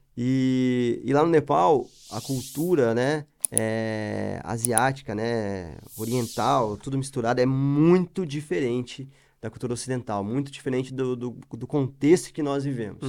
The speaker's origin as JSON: {"language": "Portuguese", "town": "Curitiba", "region": "Paraná", "country": "Brazil", "said": "sou de Curitiba"}